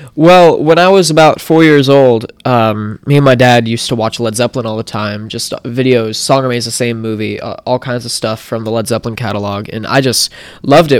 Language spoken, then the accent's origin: English; Wellington, Florida, United States; also born or lived in Martin County, Florida; I was born in Wellington, Florida, and, uh, raised around the Wellington-Lake Worth area, which is you know, twenty minutes from here